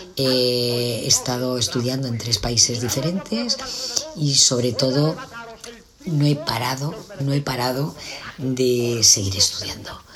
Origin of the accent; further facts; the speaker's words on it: Alicante, Valencian Community, Spain; yo soy de Alicante, pero había estado en Madrid